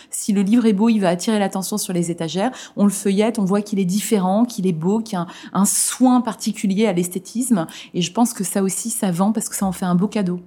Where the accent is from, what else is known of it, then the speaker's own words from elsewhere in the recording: Lorraine, Grand Est, France; j'ai grandi en ZEP, fin fond de la Lorraine